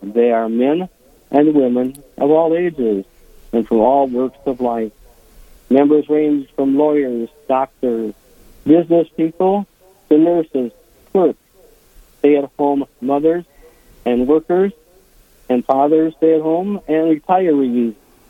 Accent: St. James, Minnesota, United States; I'm originally from St. James, Minnesota, and grew up there on a dairy, on a grain farm. Had 10 brothers and sisters. We had a large family. Went to Catholic school from first grade to eighth grade.

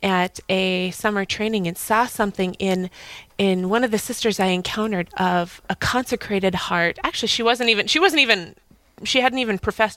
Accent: Fargo, North Dakota, United States; moved away as an adult; also born or lived in Moorhead, Minnesota / Manhattan, New York; now in New York, United States; I'm originally from Fargo. I grew up here.

